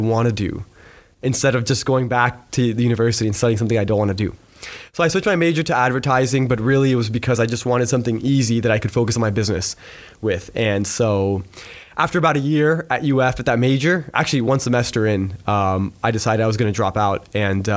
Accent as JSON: {"language": "English", "town": "Pembroke Pines", "region": "Florida", "country": "United States", "tie": "born or raised there", "said": "I was born and raised in a town called Pembroke Pines"}